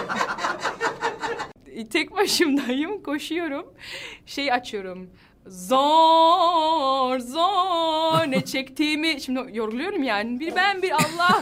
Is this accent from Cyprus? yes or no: no; Netherlands; Turkish is a second language; Hollanda'da doğdum, büyüdüm. Ee, annem babam Hatay'dan geliyor, Antakya'dan